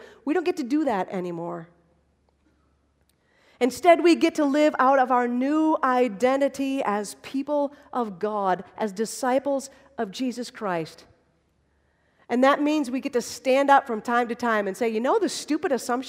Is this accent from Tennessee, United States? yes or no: no; Holland, Michigan, United States; I grew up in Holland, Michigan.